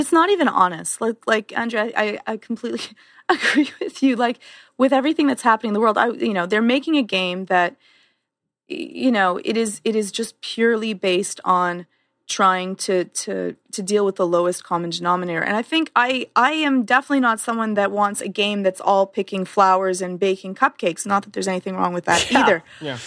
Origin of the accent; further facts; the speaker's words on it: Canada; I'm Canadian